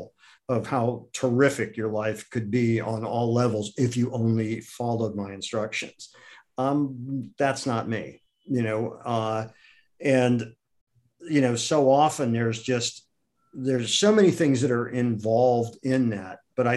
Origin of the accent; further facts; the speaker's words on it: Akron, Ohio, United States; moved away; also born or lived in New York City; I grew up in Akron, Ohio